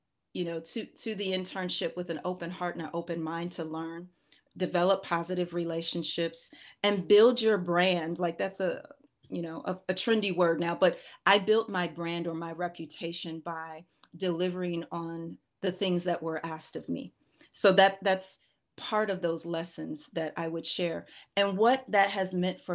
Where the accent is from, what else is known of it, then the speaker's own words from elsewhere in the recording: Minneapolis, Minnesota, United States; I'm originally from Minneapolis, Minnesota